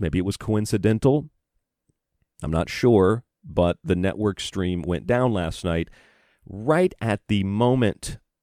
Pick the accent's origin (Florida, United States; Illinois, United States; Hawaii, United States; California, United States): Florida, United States; also born or lived in Boise, Idaho / Tucson, Arizona / Morgantown, West Virginia / Rochester, New York; now in Bloomfield, New York, United States; I'm from Florida.